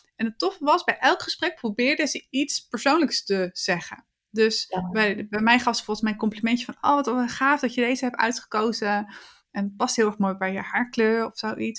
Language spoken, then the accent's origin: Dutch; Netherlands; als Nederlander